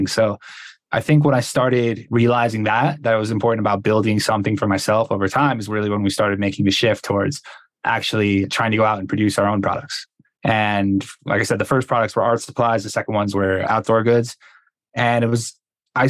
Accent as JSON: {"language": "English", "region": "Connecticut", "country": "United States", "said": "I'm from Connecticut"}